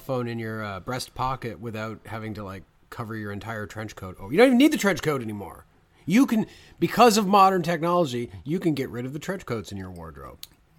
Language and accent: English; Canada; because Brendan and I grew up in Canada